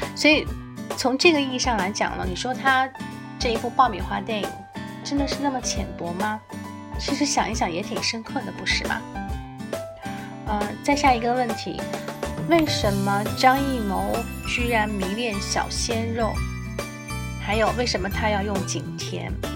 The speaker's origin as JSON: {"language": "Chinese", "country": "China", "said": "那我们中国人现在还在教喊"}